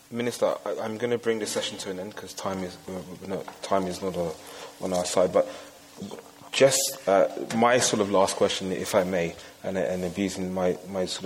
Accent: Ghana; now in Norway; as a Ghanaian uh, uh, who lives in the diaspora

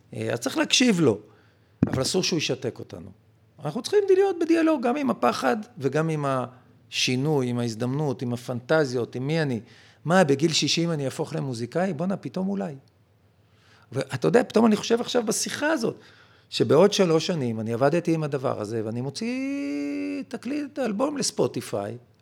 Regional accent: Israel

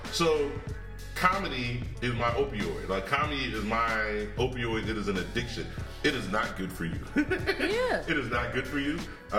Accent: Ohio, United States; Well, white girls don't talk to me, but I'm from Ohio and I definitely know Dave.

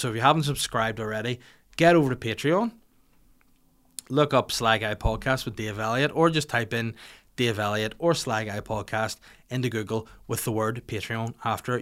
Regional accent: Bangor, Northern Ireland, United Kingdom; my hometown of Bangor

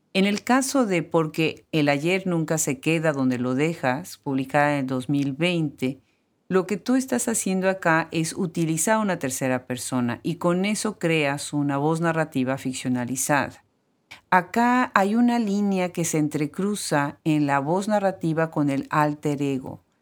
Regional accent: Puebla, Mexico; en mi ciudad natal, Puebla

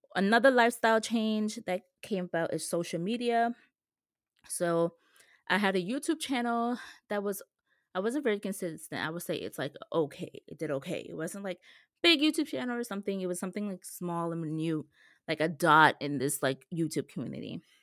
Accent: New York, United States; a woman from New York

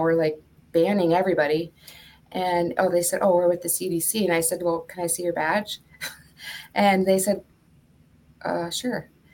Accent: Duluth, Minnesota, United States; moved away as an adult; also born or lived in Washington State; now in Washington, United States; I was born and raised in Duluth, Minnesota, but I moved to the West Coast, um, Washington State in 2000

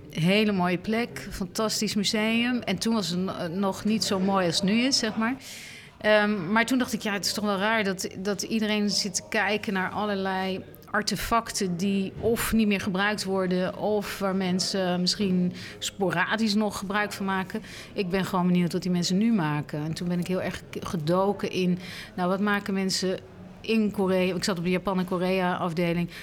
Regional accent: Netherlands; voor mij als Nederlander of als Europeaan

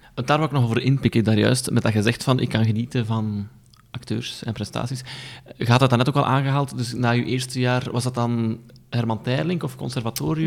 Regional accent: Aalst, Flanders, Belgium; ik ben dus van Aalst

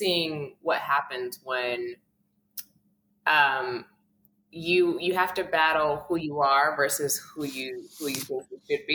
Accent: New York City, New York, United States; a kid who grew up in Brooklyn. I'm from Coney Island. I grew up in the projects

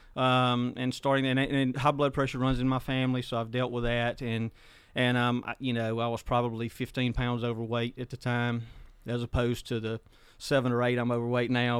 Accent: Hepzibah community, South Mississippi, United States; I grew up uh, in a little place called uh, we call it Stumptown, Hepzibah community in South Mississippi.

